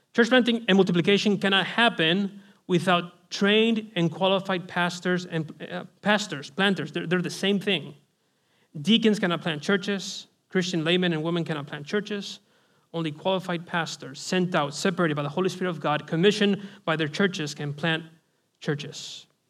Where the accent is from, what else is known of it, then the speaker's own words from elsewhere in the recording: Spain; I'm from Spain, Roman Catholicism